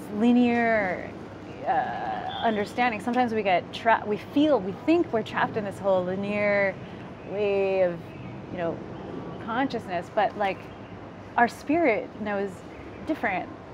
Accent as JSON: {"language": "English", "country": "United States", "tie": "born or raised there", "also_born_or_lived": "Philippines (heritage)", "moved": "yes", "said": "I was born in America"}